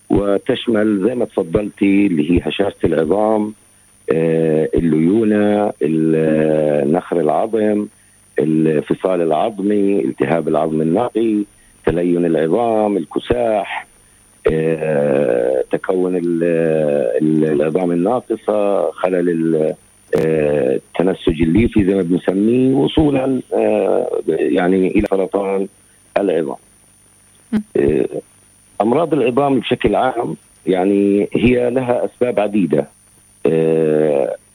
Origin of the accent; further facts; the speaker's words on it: Gaza, Gaza Strip, Palestine; الوضع اللي عماله بصير عندنا في غزه في الظروف الحاليه